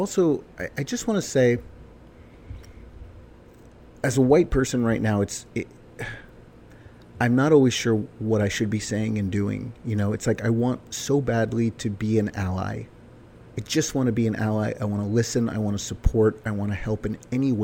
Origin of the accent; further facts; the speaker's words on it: Summit, New Jersey, United States; moved away; My hometown, my little white bread hometown of Summit, New Jersey